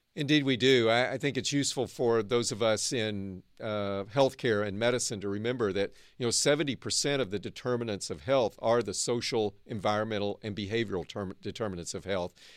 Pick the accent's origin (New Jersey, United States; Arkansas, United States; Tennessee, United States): Arkansas, United States; also born or lived in East Coast (Johns Hopkins, Baltimore); now in Northern California, United States; I grew up in Arkansas. Now I live and work in the innovation heartland of Northern California